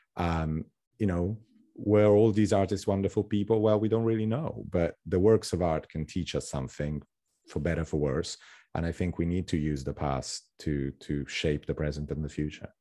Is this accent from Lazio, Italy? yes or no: yes; Rome, Lazio, Italy; moved away as an adult; also born or lived in Tuscany / West Sussex / London; now in United States; growing up in Rome